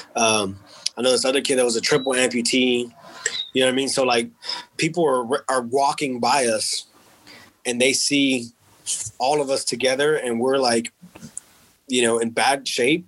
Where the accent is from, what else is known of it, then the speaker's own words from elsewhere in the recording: Texas, United States; because I was from Texas